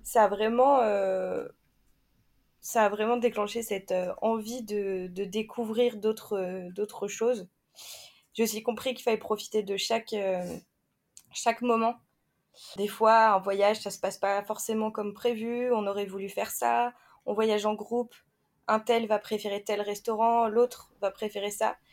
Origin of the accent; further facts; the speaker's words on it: France; chez nous en France